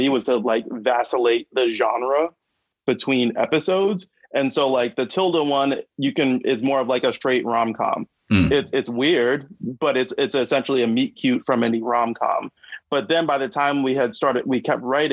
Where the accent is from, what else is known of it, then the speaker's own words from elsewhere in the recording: New York City, New York, United States; I grew up in Brooklyn, and like, you know, the '90s, I was a teenager.